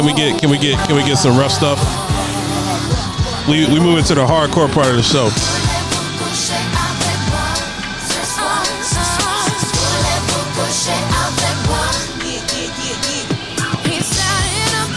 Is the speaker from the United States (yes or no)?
yes; Columbus, Ohio, United States; I grew up in the suburbs of Columbus, Ohio, with a white picket fence